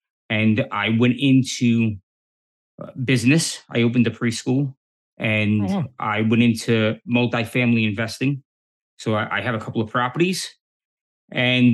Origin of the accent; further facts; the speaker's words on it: New York City, New York, United States; I grew up in New York City back in the 70s and the 80s